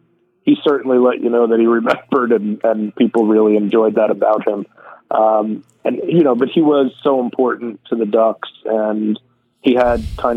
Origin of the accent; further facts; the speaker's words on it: Long Island, New York, United States; when I was growing up here